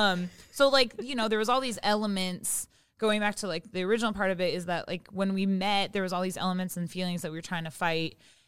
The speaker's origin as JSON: {"language": "English", "town": "Seattle", "region": "Washington", "country": "United States", "moved": "as an adult", "lives_now": "Los Angeles, United States", "said": "I'm from Seattle and I live in LA."}